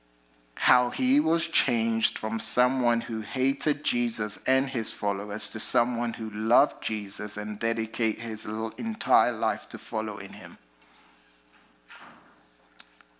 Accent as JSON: {"language": "English", "country": "United Kingdom", "accent": "British", "moved": "yes", "lives_now": "United States", "said": "my British accent"}